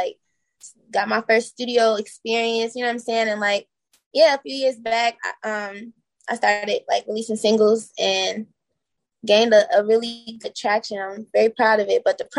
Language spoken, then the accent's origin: English; Laurel, Maryland, United States; also born or lived in Washington DC / New York; now in Chicago, United States; Originally, I'm from like DMV area. So like I lived in Laurel, Maryland. I've lived in DC. I've lived in New York. I've lived all over like the East Coast. But yeah, Chicago's my home now.